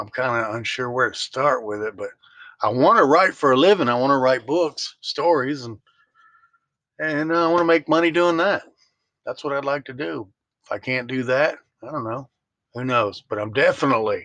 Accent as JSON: {"language": "English", "town": "Memphis", "region": "Tennessee", "country": "United States", "moved": "yes", "said": "I'm from Memphis, Tennessee."}